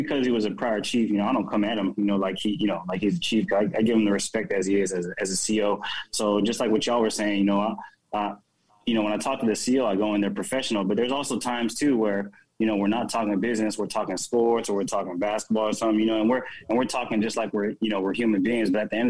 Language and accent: English; Philippines; me coming up, you know, as a Filipino.